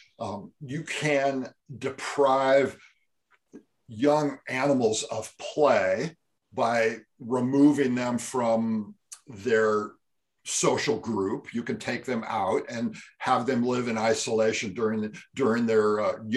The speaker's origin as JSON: {"language": "English", "region": "California", "country": "United States", "tie": "born or raised there", "said": "I grew up in California"}